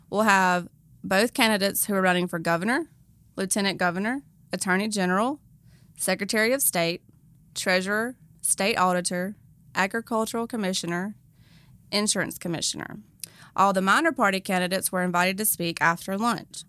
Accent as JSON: {"language": "English", "town": "Carthage", "region": "Mississippi", "country": "United States", "moved": "yes", "lives_now": "Pearl, United States", "said": "I am originally from Carthage, but I do live here in Pearl now"}